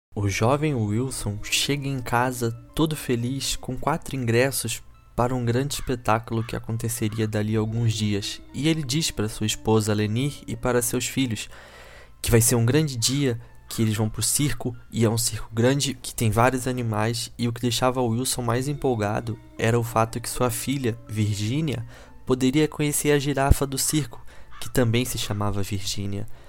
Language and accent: Portuguese; Rio de Janeiro, Brazil; eu não sou de Niterói, eu sou da capital mesmo